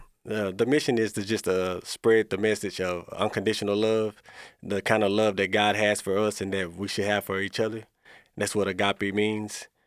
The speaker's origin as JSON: {"language": "English", "town": "Corsicana", "region": "Texas", "country": "United States", "tie": "born or raised there", "said": "I was born and raised in Corsicana"}